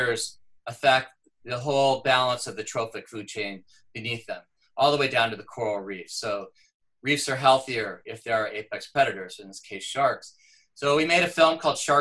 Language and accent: English; Southern California, United States; I grew up in Southern California near the beach